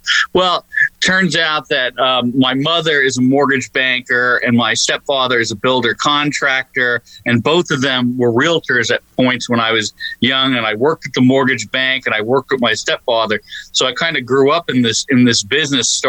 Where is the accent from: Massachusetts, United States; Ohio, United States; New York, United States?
New York, United States; Long Island; moved away; I'm originally from Long Island, New York